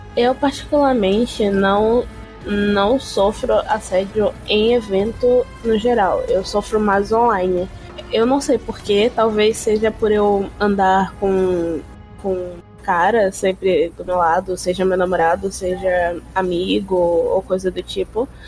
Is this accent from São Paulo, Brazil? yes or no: no; Bahia, Brazil; Eu nunca saí da Bahia, eu só fui pra cidade do interior